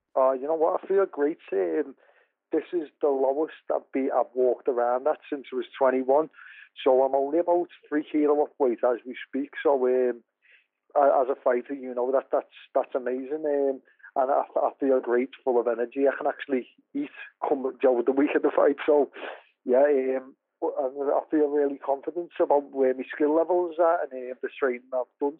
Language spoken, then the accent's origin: English; Liverpool, North West England, United Kingdom; I'm, I'm from Liverpool